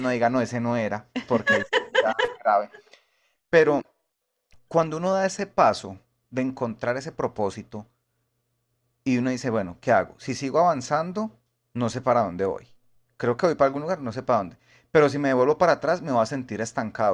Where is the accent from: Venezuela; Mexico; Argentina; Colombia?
Colombia; Bogotá; yo soy de Bogotá